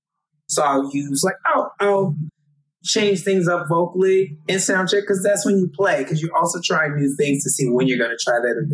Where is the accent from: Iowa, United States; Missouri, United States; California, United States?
California, United States; I'm from California